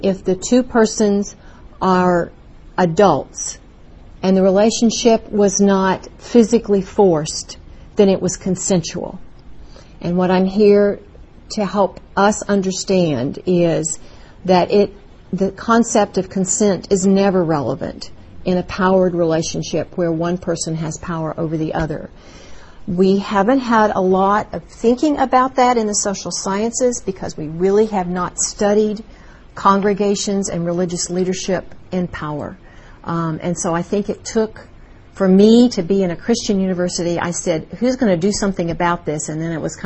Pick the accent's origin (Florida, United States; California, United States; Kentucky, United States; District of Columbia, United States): Kentucky, United States; Louisville; moved away as an adult; now in Texas, United States; It's wonderful to be back in my hometown, Louisville, Kentucky